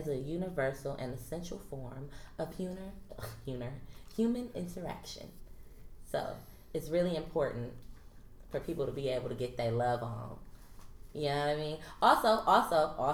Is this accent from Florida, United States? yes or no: no; Oakland, California, United States